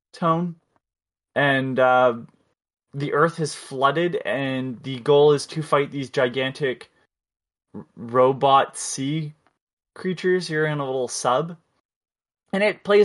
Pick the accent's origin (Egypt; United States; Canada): Canada; I'm Canadian